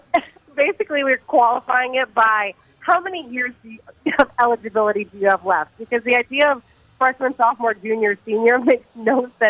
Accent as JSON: {"language": "English", "region": "Texas", "country": "United States", "tie": "born or raised there", "also_born_or_lived": "Atlanta", "accent": "Southern", "said": "I'm from the South. I was born in Atlanta, lived and grew up in Texas, still live here. And I've tried so hard to lose my Southern accent"}